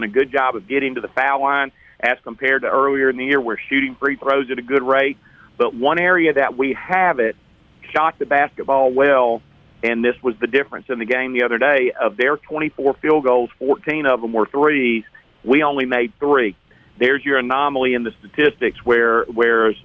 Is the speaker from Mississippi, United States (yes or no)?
yes; Hattiesburg, Mississippi, United States; I'm from Hattiesburg and grew up in a Southern Miss fan